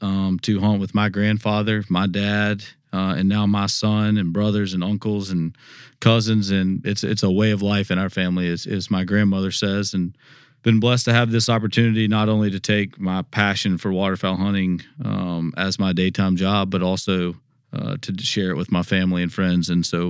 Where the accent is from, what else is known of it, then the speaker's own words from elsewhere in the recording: Memphis, Tennessee, United States; born there; also born or lived in South Carolina; Yeah, so I was born in Memphis, Tennessee, moved to South Carolina in the middle part. It came back of my life, and then it came back to Memphis in 2008